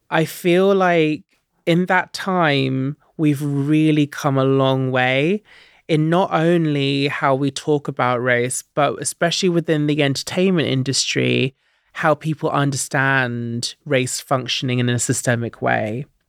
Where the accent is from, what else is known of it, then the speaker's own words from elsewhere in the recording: Stansted Mountfitchet, East of England, United Kingdom; Yeah, I grew up in Essex in a little town called Sandstone Mount Fitchett